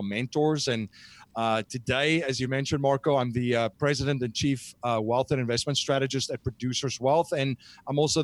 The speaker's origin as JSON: {"language": "English", "country": "South Africa", "moved": "as an adult", "lives_now": "United States", "said": "I'm originally from South Africa"}